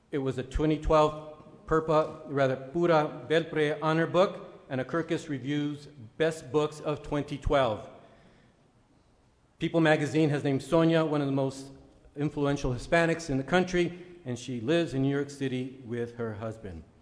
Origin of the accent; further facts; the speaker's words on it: Tijuana, Baja California, Mexico; born there; also born or lived in San Diego; I was born in Tijuana, didn't matter a bit. Tijuana, I was informed, is no man's land. Mexicans don't come from Tijuana, Tijuanans come from Tijuana